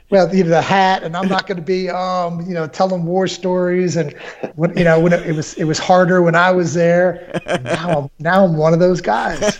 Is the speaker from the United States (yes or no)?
no; Fort Sherman, Colón, Panama; born there; I was born in Panama in the in the '60s